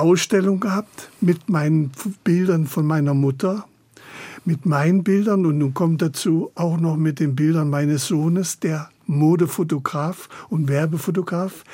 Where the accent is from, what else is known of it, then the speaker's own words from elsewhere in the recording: Chemnitz, Saxony, Germany; also born or lived in Italy; now in Berlin, Germany; ich bin in Chemnitz geboren